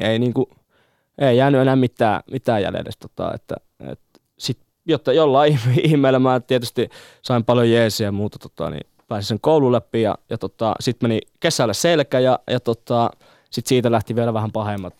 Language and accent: Finnish; Jyväskylä, Central Finland, Finland; Jyväskylä tulee olemaan aina tota se mun kotikaupunki